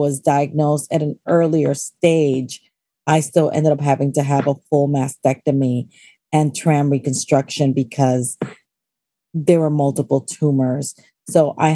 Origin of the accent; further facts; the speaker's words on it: New York City, New York, United States; also born or lived in Pittsburgh, Pennsylvania; I've been acting since I was at PS 28 in Washington Heights. I'm one of those Heights girls